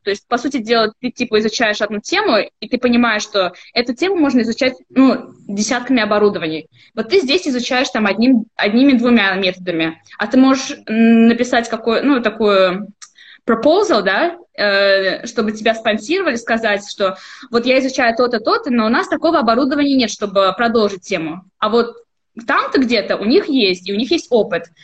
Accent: Almetyevsk, Tatarstan, Russia; moved away; я сама из Альметьевска. Это такой, э, городок в Республике Татарстан

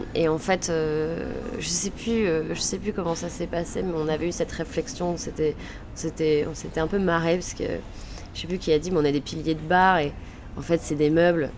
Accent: Lille, Hauts-de-France, France; Je suis lilloise

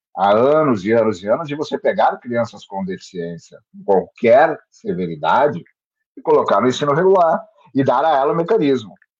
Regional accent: Santos, São Paulo, Brazil; eu sou daqui de Santos, moro e trabalho em Santos

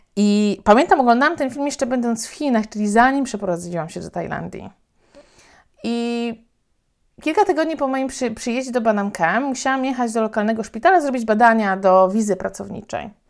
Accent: Poland; also born or lived in Thailand; Ja powiedziałam, że z Polski

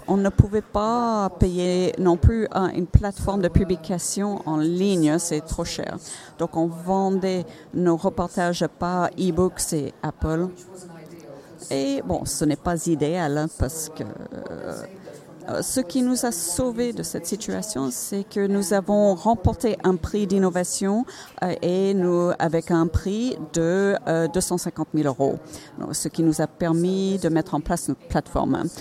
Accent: Finland

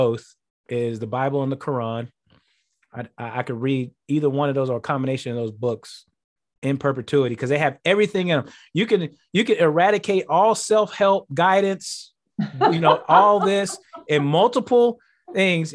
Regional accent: Houston, Texas, United States; also born or lived in Kansas City; now in Green Bay, United States; Houston, where my hometown has been for a while

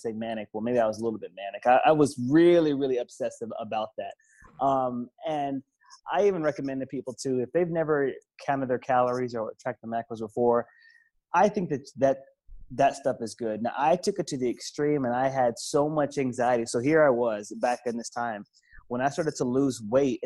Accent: the South, United States; also born or lived in Philadelphia, Pennsylvania; I'm from the South. I live in the South. I was born in Philly, but live in the South. So I grew up with good flavor

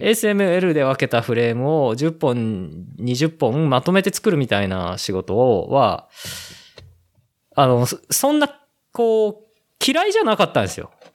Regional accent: Ōguchi, Aichi, Japan; 僕と同じ大口町出身の

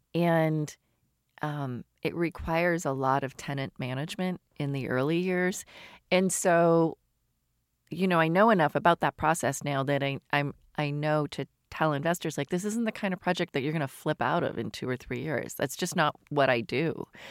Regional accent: outside of Toronto, Ontario, Canada; moved away as an adult; also born or lived in London / Paris; now in Seattle, United States; I grew up in Canada outside of Toronto

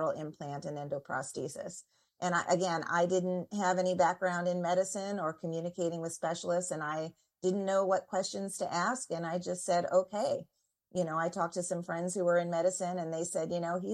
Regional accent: Indiana, United States; moved away as an adult; also born or lived in Washington, D.C.; I'm from Indiana, and I've lived in Washington, D.C.

